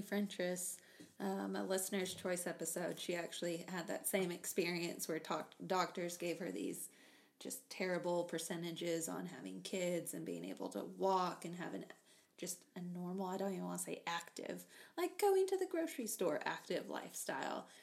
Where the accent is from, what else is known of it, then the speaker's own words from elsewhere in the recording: Texas, United States; we're from Texas